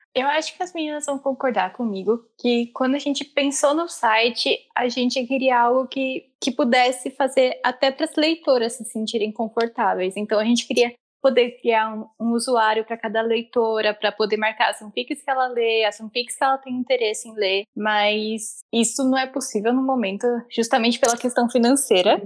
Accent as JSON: {"language": "Portuguese", "region": "interior of São Paulo", "country": "Brazil", "said": "E eu sou do interior de São Paulo também, mas mais afastadinho"}